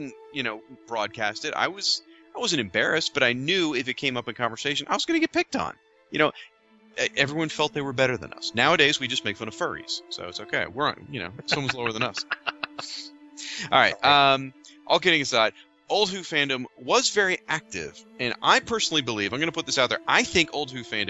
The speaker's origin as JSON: {"language": "English", "country": "United States", "said": "the three of us, we're from the United States."}